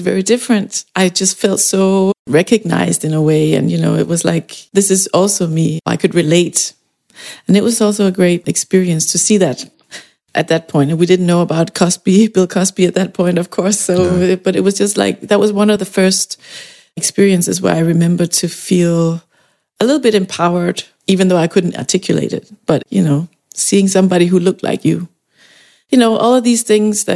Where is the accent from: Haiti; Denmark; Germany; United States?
Denmark; growing up in Denmark